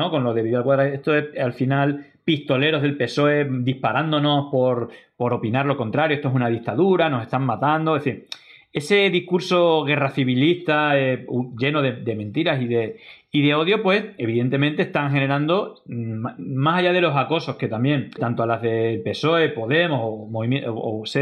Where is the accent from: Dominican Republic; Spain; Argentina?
Spain; hoy yo estoy aquí como un español más para estar junto a mis compatriotas